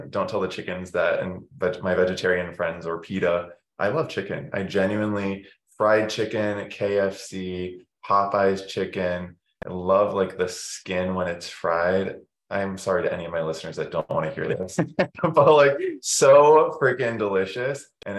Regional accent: Massachusetts, United States; I grew up in Massachusetts mainly. So went to school from kindergarten, preschool there, all the way to college, undergrad, and then moved out.

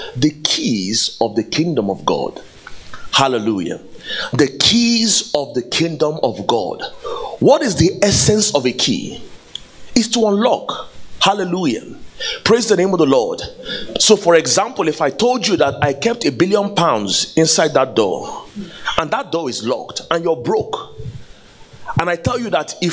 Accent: Igboland, Nigeria; I come from the Igbo tribe in Nigeria

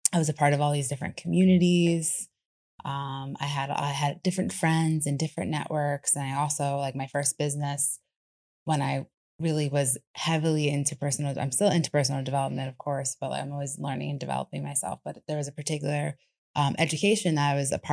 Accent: New York, United States; moved away; I'm from New York originally, born and raised

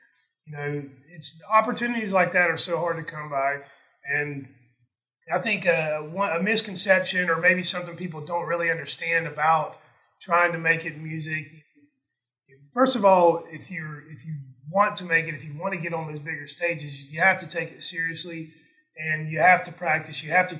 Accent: Southern US, United States; So I'm like, you know, white guy from the South that sounds like I'm from Connecticut

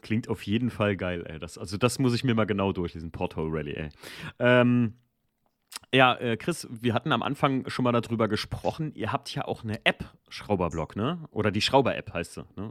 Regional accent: Germany; ich bin ja in der Mosel aufgewachsen

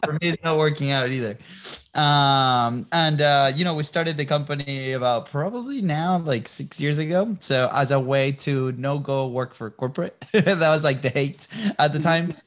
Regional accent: Venezuela; moved away; also born or lived in Europe / Jacksonville, Florida; we're originally from Venezuela

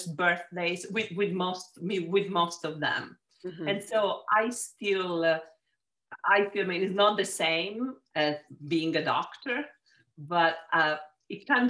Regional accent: Palermo, Sicily, Italy; accent: Italian; English is a second language; moved away as an adult; also born or lived in Genoa, Italy; now in United States; I was born and raised in Sicily, in Palermo

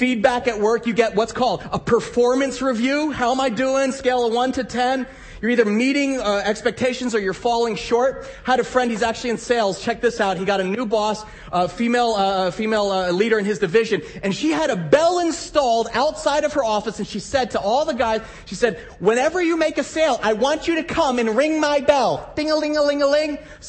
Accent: New Jersey, United States; moved away as an adult; also born or lived in Midwest; I grew up in New Jersey

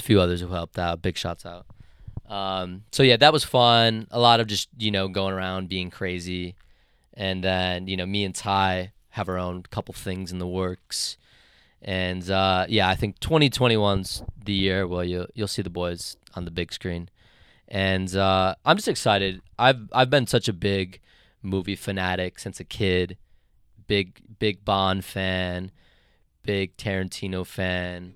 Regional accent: Detroit, Michigan, United States; we're from Detroit.

